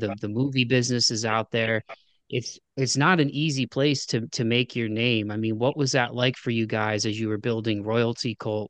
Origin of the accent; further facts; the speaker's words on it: Toledo, Ohio, United States; so I'm originally from Toledo, Ohio. So I grew up right down I-75 from Detroit.